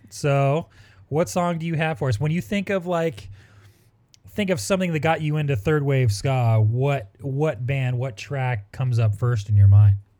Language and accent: English; Orange County, California, United States; growing up in Orange County, uh, we were tight with everybody from No Doubt